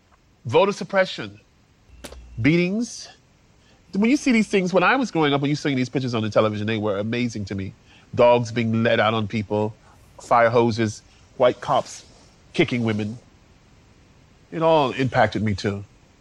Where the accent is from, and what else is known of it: Durham, North Carolina, United States; born or raised there; moved away